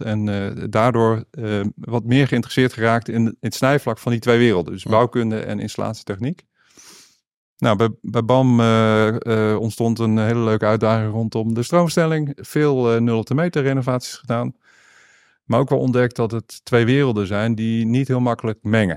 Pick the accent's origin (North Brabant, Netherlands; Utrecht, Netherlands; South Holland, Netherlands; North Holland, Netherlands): South Holland, Netherlands; Noordwijk; also born or lived in Deventer; Ik ben opgegroeid, ik ben geboren in Deventer, maar opgegroeid in Noordwijk.